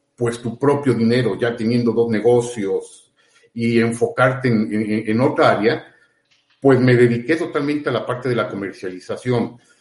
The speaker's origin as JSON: {"language": "Spanish", "region": "Puebla", "country": "Mexico", "said": "acá somos de Puebla"}